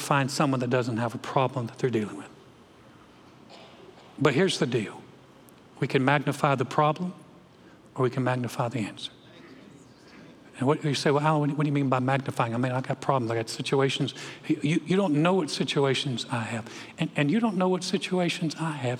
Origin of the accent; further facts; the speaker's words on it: North Carolina, United States; moved away; I'm from North Carolina